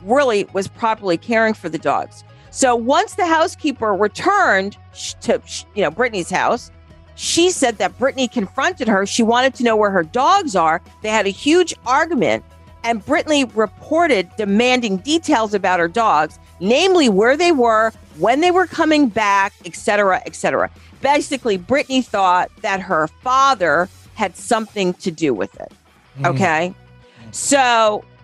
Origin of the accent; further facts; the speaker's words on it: New York, United States; I'm from New York